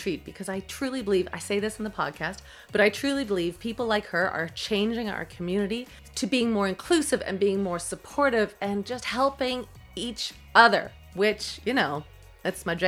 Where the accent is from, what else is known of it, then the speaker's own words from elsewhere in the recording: Toronto, Ontario, Canada; I was from Toronto